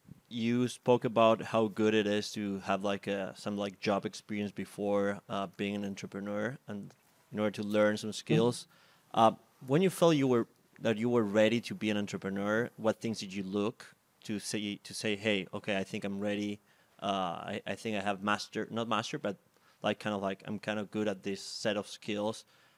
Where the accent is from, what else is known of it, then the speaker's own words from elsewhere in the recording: Argentina; English is a second language; I'm Juan from Argentina.